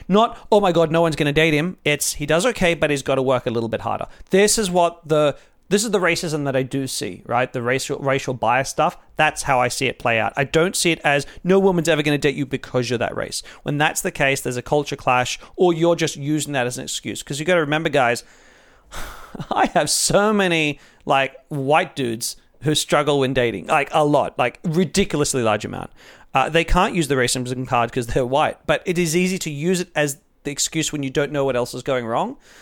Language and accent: English; Australia; I'm Australian